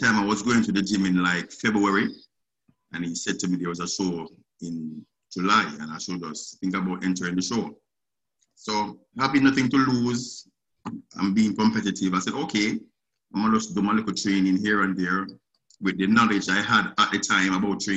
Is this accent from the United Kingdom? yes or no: no; Jamaica; moved away as an adult; now in United States; Originally I'm from Jamaica. I resided in Jamaica. So I just came to the States since January 2019.